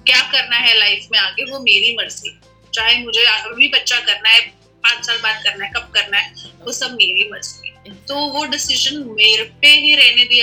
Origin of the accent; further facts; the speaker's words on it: Delhi, India; अगर आप दिल्ली की जैसे मैं दिल्ली से हूँ तो अगर आप दिल्ली की बात करें तो बहुत हॉस्पिटल्स अच्छे रिप्यूटेड हॉस्पिटल्स हैं